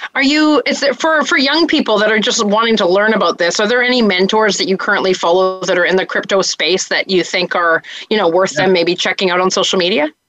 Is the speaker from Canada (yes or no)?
yes; Canada; as a Canadian